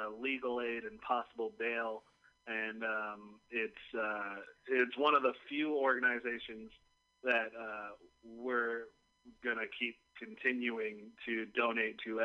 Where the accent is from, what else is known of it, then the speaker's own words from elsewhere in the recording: Richmond, California, United States; now in Oakland, United States; I was born and raised in the Bay Area, and I grew up in Richmond, California